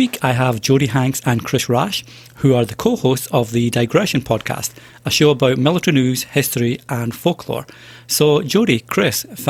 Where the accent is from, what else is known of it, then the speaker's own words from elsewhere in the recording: Scotland, United Kingdom; I'm Scottish myself